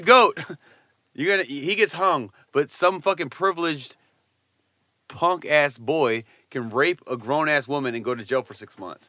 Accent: Poughkeepsie, New York, United States; my hometown

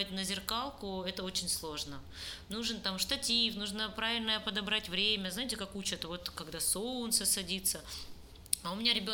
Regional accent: Crimea, Ukraine; потому что я крымчанка, и я там заявляла, что Крым все-таки не их, а мой личный, потому что я там родилась

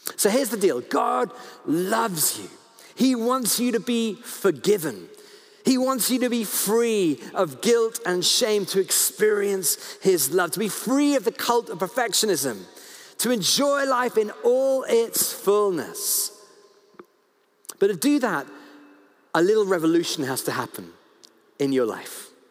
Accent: United Kingdom; I'm so British.

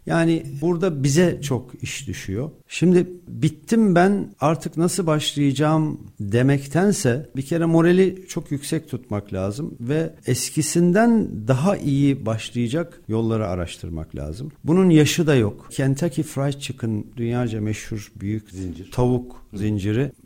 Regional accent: Malatya, Turkey; ben de Malatyalıyım.

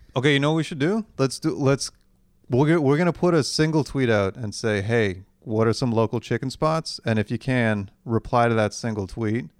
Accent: Canada

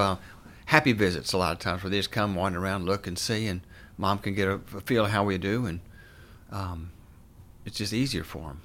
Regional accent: Morristown, Tennessee, United States; moved away as an adult; also born or lived in Clemson, South Carolina / Atlanta, Georgia / North Carolina; now in Hendersonville, United States; I grew up in East Tennessee in a town called Morristown.

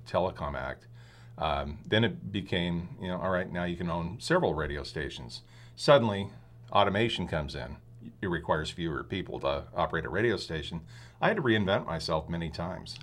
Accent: Philomath, Oregon, United States; moved away as an adult; also born or lived in San Diego, California / Australia / Rogue Valley, Oregon; I pretty much was born in San Diego and grew up in Paloma, Oregon, which is, uh, outside of Corvallis

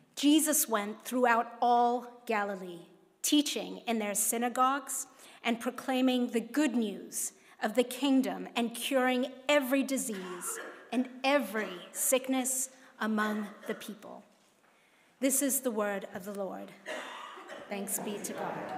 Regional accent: Hong Kong; moved away; growing up in Hong Kong is Kung Hei Fat Choi, which is what we say in Hong Kong.

